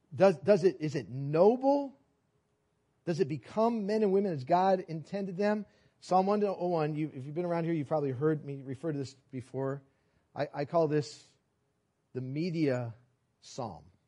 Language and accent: English; New York City, New York, United States; I was born in New York City and we were, rode the subways. My parents lived in Manhat, or worked in Manhattan. We lived in Brooklyn. We rode the subways all the time.